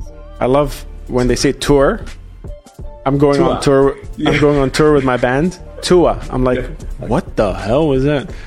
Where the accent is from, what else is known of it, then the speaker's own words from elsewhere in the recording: Sydney, New South Wales, Australia; I grew up in Australia. I grew up in Sydney, and I definitely don't sound Australian whatsoever now.